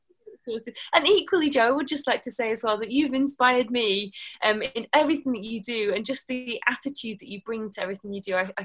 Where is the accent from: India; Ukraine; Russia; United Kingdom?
United Kingdom; near Manchester, North West England; moved away as an adult; also born or lived in Plymouth, Devon; I grew up near Manchester